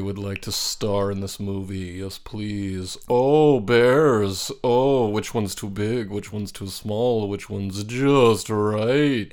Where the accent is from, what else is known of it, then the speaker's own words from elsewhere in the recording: New Mexico, United States; I grew up in Nuevo Mexico, there are ponderosa pine trees